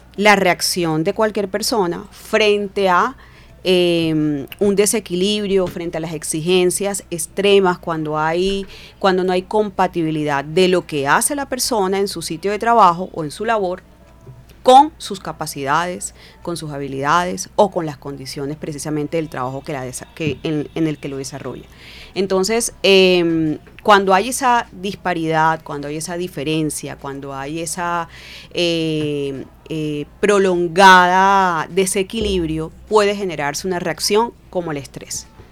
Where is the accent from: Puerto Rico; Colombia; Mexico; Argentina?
Colombia; Cartagena, Bolívar; moved away as an adult; now in Barranquilla, Colombia; psicóloga eh, cartagenera, realmente, ya tengo 17 años viviendo en Barranquilla, pero soy de Cartagena